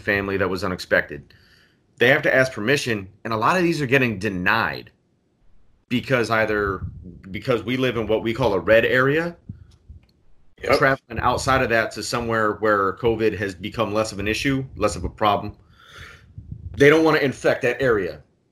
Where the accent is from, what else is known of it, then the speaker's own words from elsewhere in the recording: San Diego, California, United States; moved away as an adult; now in Jacksonville, United States; I'm from San Diego